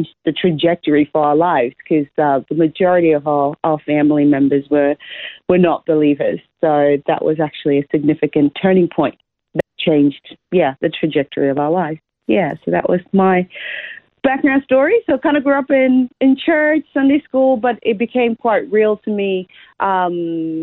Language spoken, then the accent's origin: English; Zimbabwe; moved away as an adult; also born or lived in Australia / United States; now in Brisbane, Australia; I was born in Zimbabwe, Southern Africa.